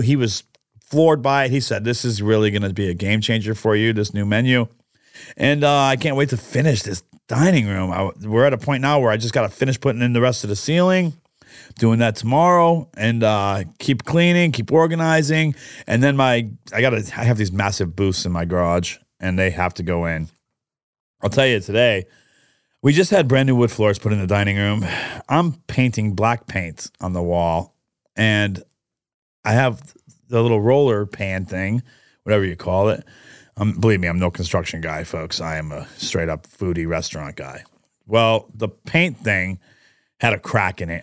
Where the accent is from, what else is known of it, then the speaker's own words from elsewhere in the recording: New York, United States; also born or lived in Catania, Sicily (ancestry); a restaurant that I grew up with in New York